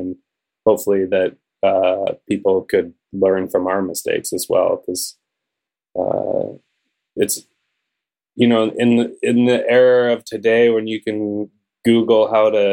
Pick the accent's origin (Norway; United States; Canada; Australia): Canada; Calgary, Alberta; I grew up in Calgary